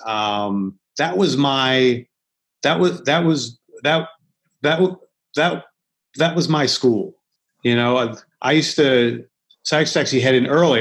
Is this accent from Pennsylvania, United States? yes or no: yes; Philadelphia, Pennsylvania, United States; moved away as an adult; also born or lived in Los Angeles; I'm from Philly